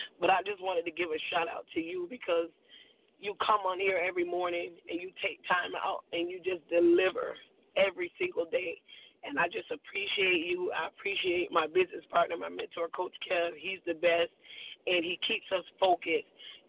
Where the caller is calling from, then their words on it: Boynton Beach, Florida, United States; I'm calling you from Boynton Beach, Florida.